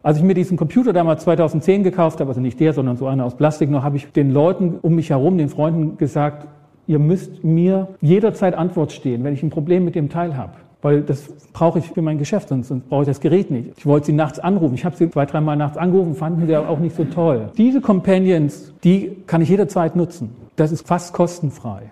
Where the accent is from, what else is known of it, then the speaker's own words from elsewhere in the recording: Ore Mountains, Saxony, Germany; Ich komme aus dem Erzgebirge, Berge, da musste ich oft schieben als Kind.